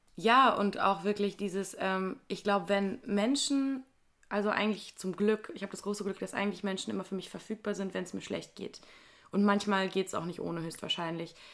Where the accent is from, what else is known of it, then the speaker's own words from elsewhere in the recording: Wuppertal, North Rhine-Westphalia, Germany; ich sage zu Wuppertal immer, dass es meine Heimat ist